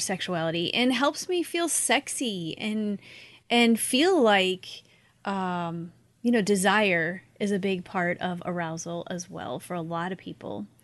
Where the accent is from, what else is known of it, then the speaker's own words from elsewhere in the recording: Missouri, United States; also born or lived in upstate New York; now in Florida, United States; I grew up in Missouri